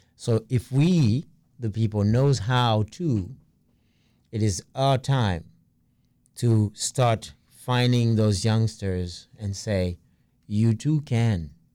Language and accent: English; New York City, New York, United States; I'm from Brooklyn